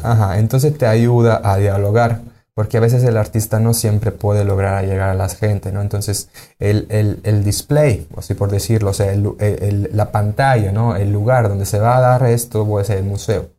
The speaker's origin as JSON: {"language": "Spanish", "region": "Sicily", "country": "Italy", "moved": "as an adult", "lives_now": "Mérida, Mexico", "said": "yo soy de Sicilia"}